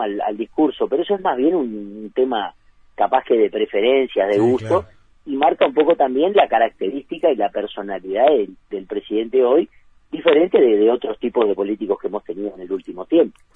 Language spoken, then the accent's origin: Spanish; Uruguay; nosotros los uruguayos